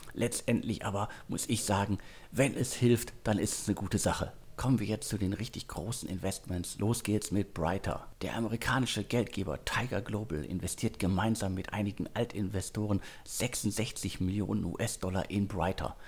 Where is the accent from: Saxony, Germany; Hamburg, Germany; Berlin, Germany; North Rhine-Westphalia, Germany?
North Rhine-Westphalia, Germany; Ruhr area; meine Heimat, das Ruhrgebiet